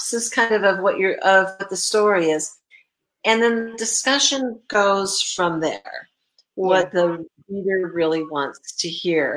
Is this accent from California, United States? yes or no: yes; California, United States; now in Indiana, United States; I grew up in California.